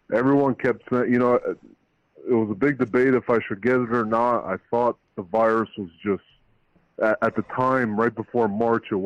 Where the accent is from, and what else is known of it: Albania; now in New Port Richey, United States